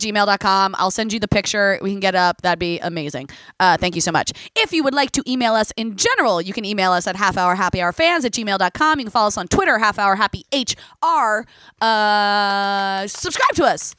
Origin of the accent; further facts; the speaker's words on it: Tewksbury, New Jersey, United States; I grew up in Tewksbury, New Jersey